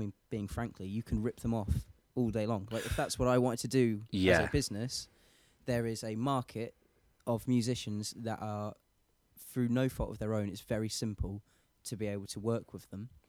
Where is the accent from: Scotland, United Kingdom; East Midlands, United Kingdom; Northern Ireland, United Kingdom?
East Midlands, United Kingdom; Lincolnshire; I grew up in Lincolnshire, like farmland.